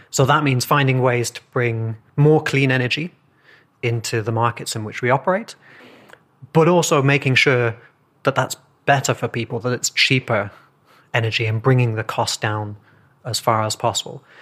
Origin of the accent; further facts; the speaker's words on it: England, United Kingdom; I'm from England